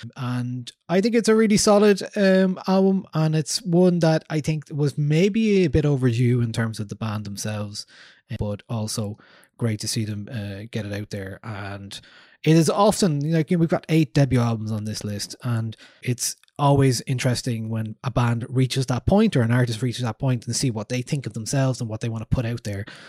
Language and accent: English; Newbridge, Leinster, Ireland; I'm from Newbridge in Kildare